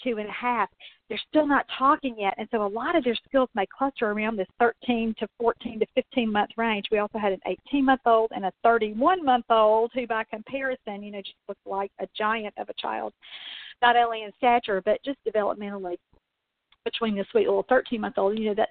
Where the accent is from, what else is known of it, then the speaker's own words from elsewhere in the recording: Mississippi, United States; also born or lived in Louisville, Kentucky; now in Kentucky, United States; the town I grew up in Mississippi when I was a little girl